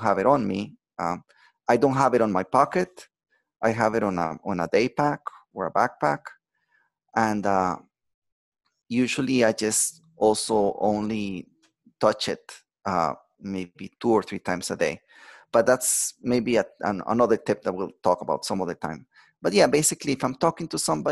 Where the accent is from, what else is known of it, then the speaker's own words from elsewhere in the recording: Costa Rica; moved away; I'm from Costa Rica, and I'm visiting right now my family, my mom, my sister